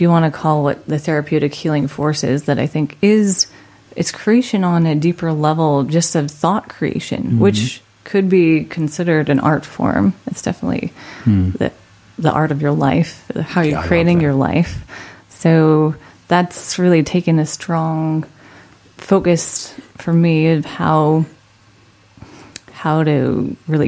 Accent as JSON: {"language": "English", "town": "Orem", "region": "Utah", "country": "United States", "tie": "born or raised there", "also_born_or_lived": "Idaho Falls, Idaho", "moved": "yes", "lives_now": "Orange County, California, United States", "said": "I grew up in Utah."}